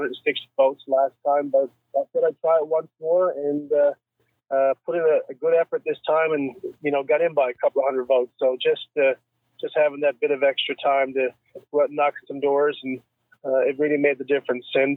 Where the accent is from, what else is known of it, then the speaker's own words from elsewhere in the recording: Bay Roberts, Newfoundland and Labrador, Canada; growing up as a young man in Bay Roberts, which is my hometown.